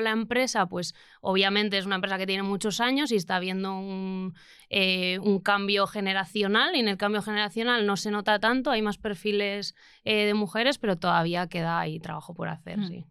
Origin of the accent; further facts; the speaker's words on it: Lekeitio, Basque Country, Spain; mi pueblo, eh, que es Lequeitio